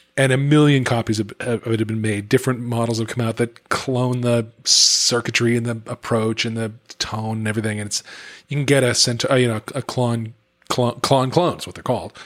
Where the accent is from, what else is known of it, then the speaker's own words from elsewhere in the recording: United States; as an American